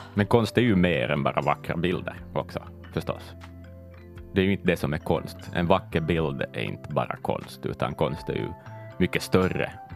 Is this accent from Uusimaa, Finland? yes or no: no; Ostrobothnia, Finland; som österbottning